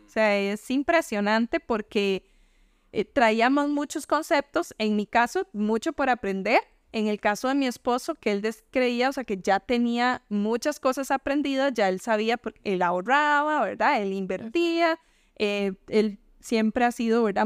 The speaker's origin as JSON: {"language": "Spanish", "region": "Limón", "country": "Costa Rica", "tie": "born or raised there", "moved": "yes", "said": "yo quisiera salir de limón. Y por eso siempre me vas a escuchar hablando de limón, porque, o sea, de verdad, yo amo mi pueblo"}